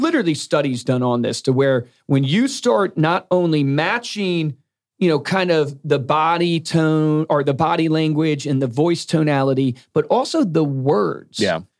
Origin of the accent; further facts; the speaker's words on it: the South, United States; Now, I come from the South